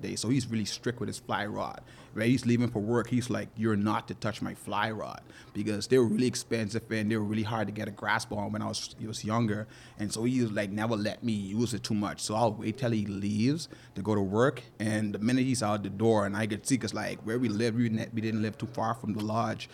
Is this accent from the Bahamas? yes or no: yes; South Andros, Bahamas; growing up in South Andres